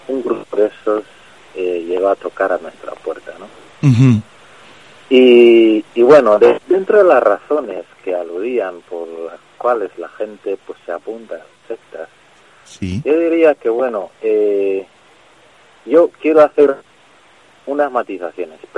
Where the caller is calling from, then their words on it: Madrid, Community of Madrid, Spain; Eh, soy un vecino de Madrid.